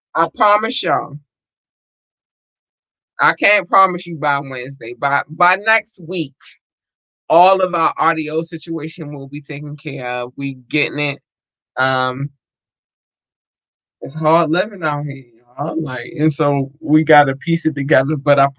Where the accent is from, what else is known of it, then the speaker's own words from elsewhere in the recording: United States; born there; Like, this is my home country. This is where I was born. Although my ancestors didn't ask to be here, I was born here. And so shout out to the U.S.